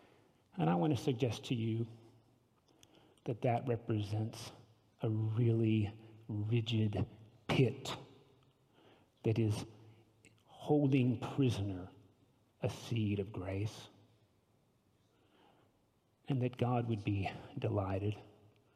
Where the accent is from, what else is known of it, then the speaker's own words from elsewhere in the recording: the South, United States; as a Southerner, we all prize our manners, especially in the South